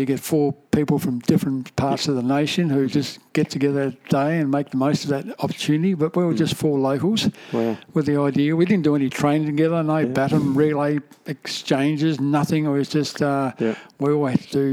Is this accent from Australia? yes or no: yes; Hobart, Tasmania, Australia; I was born in Tasmania, in Hobart, and my brother and his mates, my older brother and mates, we used to quite often go for a walk up to the top of Mount Wellington